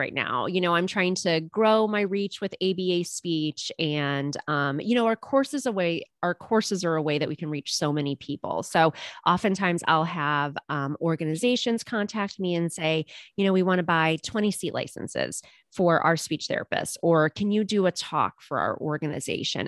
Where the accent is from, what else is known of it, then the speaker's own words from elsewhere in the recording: a suburb of Cleveland, Ohio, United States; I have a very small handful of clients that I see here in my hometown, um, which is a suburb of Cleveland, Ohio